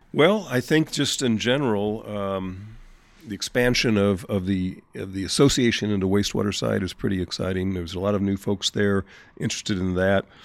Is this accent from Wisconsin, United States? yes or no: no; St. Louis, Missouri, United States; Saint Louis, my hometown